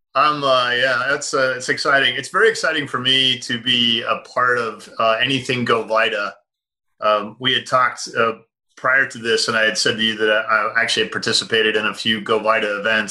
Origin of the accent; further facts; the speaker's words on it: United States; I'm an American